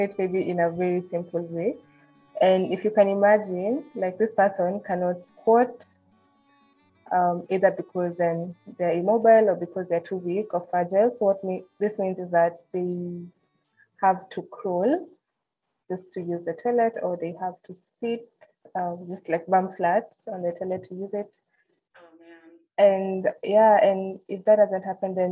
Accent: Nairobi, Kenya; I'm from Nairobi, Kenya

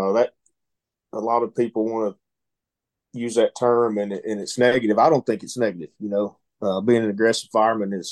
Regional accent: Dalton, Georgia, United States; Born and raised

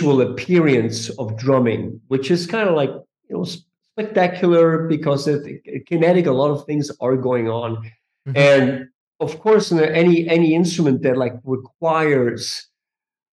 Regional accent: Switzerland; moved away; also born or lived in New York; I'm originally from Switzerland.

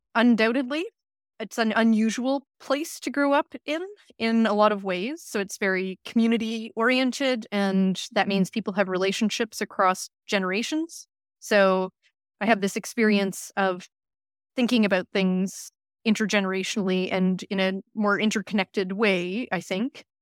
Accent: Saskatoon, Saskatchewan, Canada; moved away as an adult; now in Cambridge, United Kingdom; I returned home to my hometown in, in Saskatoon

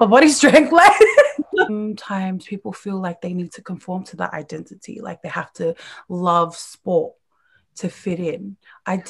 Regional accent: Australia; growing up in Australia

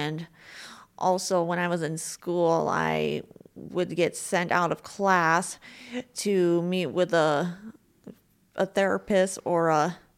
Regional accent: Juneau, Alaska, United States; also born or lived in Seattle, United States; Well, I was born in Seattle, Washington, but then I moved to Juneau, Alaska when I was 4 years old. And so I spent 23 years there.

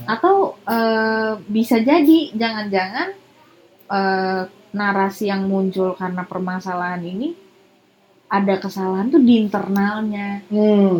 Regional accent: Serang, Banten, Indonesia; keluarga aku dari Serang dan hmm. besar di Serang

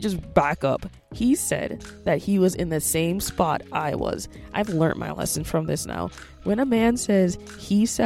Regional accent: Jamaica; moved away; As a Jamaican

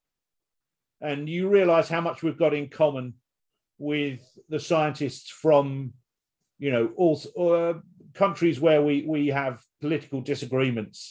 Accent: United Kingdom; we're British.

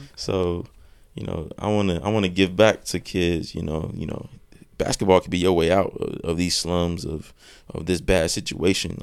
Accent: North Carolina, United States; I'm from North Carolina

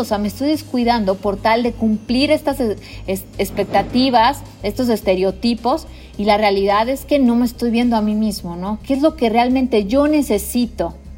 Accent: Mexico; como mexicano

